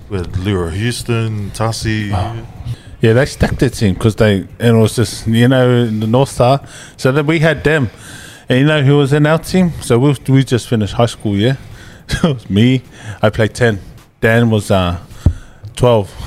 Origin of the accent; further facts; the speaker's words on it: South Africa; Because I'm, I'm South African.